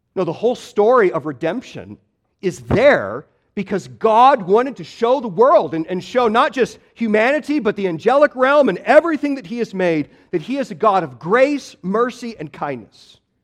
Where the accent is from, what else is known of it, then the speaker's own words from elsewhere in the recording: Midwest, United States; moved away; I grew up in the Midwest